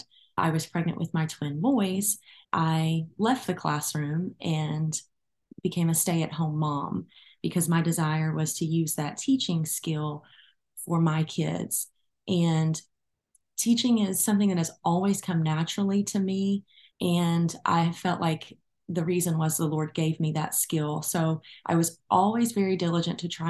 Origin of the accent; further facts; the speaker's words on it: Arlington, Tennessee, United States; I am from Arlington, Tennessee, which is a suburb of Memphis